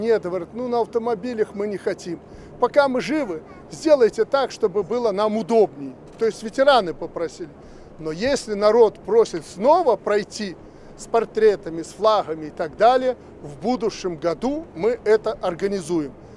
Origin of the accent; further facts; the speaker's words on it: Belarus; мы, белорусы